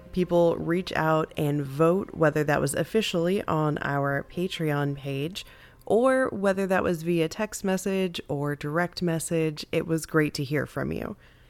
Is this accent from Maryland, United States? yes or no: no; Missouri, United States; now in Texas, United States; I am from Missouri, and I consider Missouri and the states immediately around Missouri to be the Midwest. When I moved to Texas